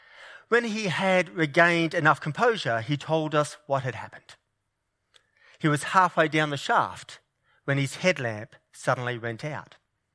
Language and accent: English; New South Wales, Australia; Now, New South Wales is my home state, and I am a keen Blues supporter.